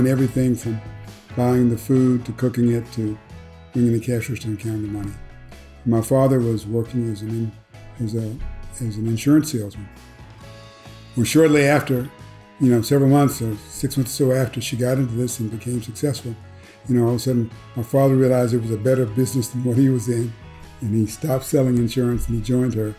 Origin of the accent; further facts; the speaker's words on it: Memphis, Tennessee, United States; born and raised in Memphis, Tennessee